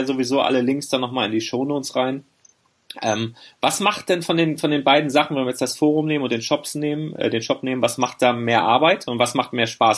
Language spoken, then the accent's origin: German; Northern Germany, Germany; ich komme ja aus dem Norden